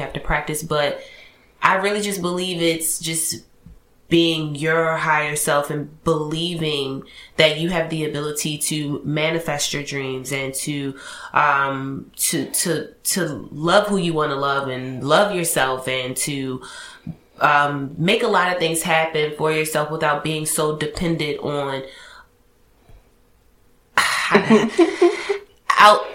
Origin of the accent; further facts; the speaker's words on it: Baltimore, Maryland, United States; I'm from Baltimore